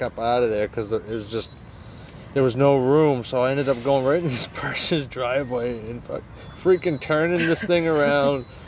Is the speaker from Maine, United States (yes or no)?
yes; Maine, United States; moved away; Growing up in Maine